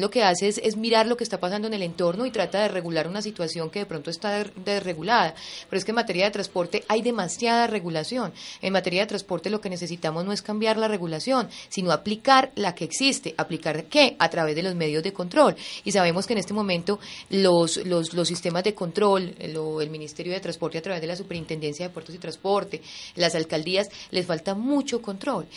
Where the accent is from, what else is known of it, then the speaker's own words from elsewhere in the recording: Colombia; Los colombianos estamos acostumbrados